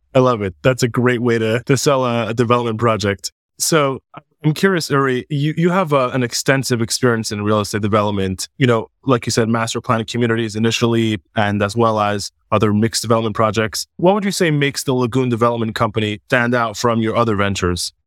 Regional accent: Montreal, Quebec, Canada; growing up in Montreal, Canada, I grew up playing ice hockey pretty much my whole life as a little kid

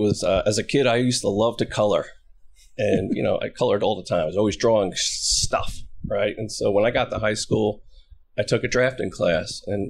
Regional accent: Bridgewater, New Jersey, United States; also born or lived in Seaside Park, New Jersey; I grew up in Central Jersey in Bridgewater as a kid, but spent most of my time down at the shore. My grandparents owned a house in Seaside Park.

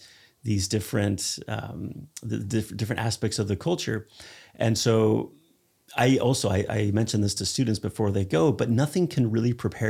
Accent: Spain; I grew up in Spain. I've traveled all over the world.

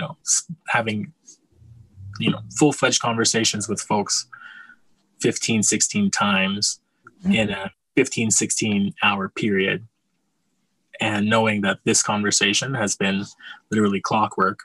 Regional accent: Calgary, Alberta, Canada; I was born and raised in Calgary

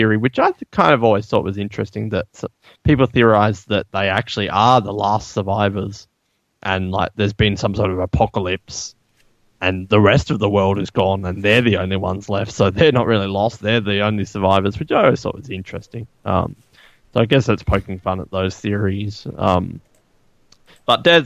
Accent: Australia; I'm Australian

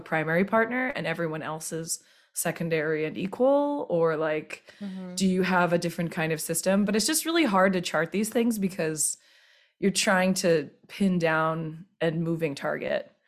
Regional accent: Bible Belt South, United States; I'm from the Bible Belt South

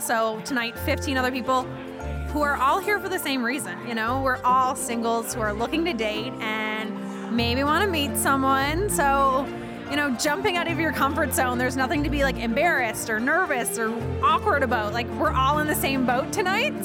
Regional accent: North Sydney, Nova Scotia, Canada; moved away as an adult; now in Halifax, Canada; North Sydney. So if you were to go to Newfoundland, the ferry goes right through my hometown

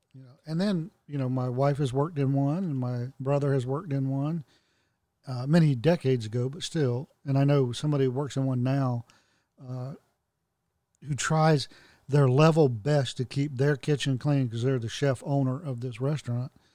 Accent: the South, United States; I'm a Southerner. I was born a Southerner. I live in the South

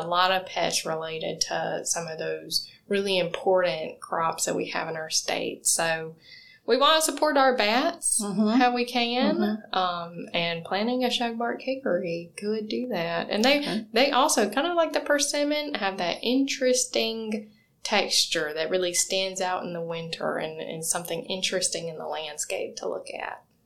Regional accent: Georgia, United States; moved away; I'm from Georgia, so I grew up and seeing pecan or pecan trees

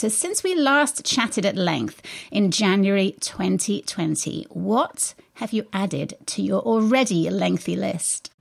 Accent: England, United Kingdom; accent: English; moved away as an adult; now in Missouri, United States; my English accent

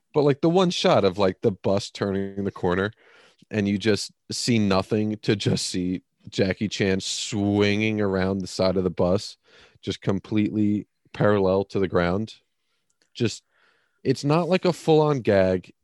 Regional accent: United States; as an American

